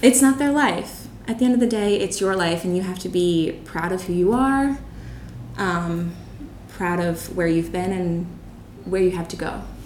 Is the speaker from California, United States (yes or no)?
no; Bucks County, Pennsylvania, United States; moved away as an adult; now in Chiang Mai, Thailand; i'm from bucks county pennsylvania it's a, about an hour outside of philadelphia